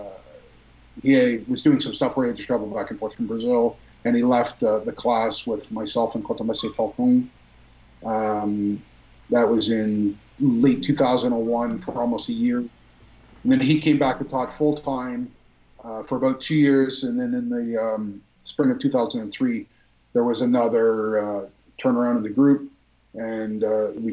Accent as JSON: {"language": "English", "town": "Mississauga", "region": "Ontario", "country": "Canada", "tie": "born or raised there", "said": "I grew up in Mississauga in the 70s and 80s"}